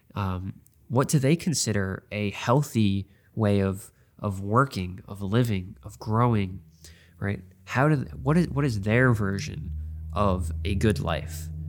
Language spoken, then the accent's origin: English; New York, United States; I'm from New York